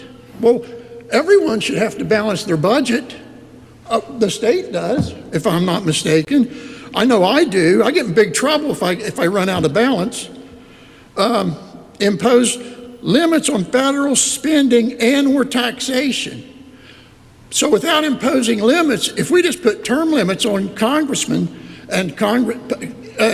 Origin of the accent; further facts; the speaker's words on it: Alderson, West Virginia, United States; I'm from Alderson, West Virginia